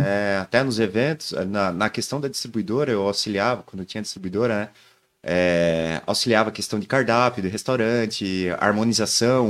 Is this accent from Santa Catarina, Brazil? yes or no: yes; Joinville, Santa Catarina, Brazil; Família de fora, mas eu sou cria daqui.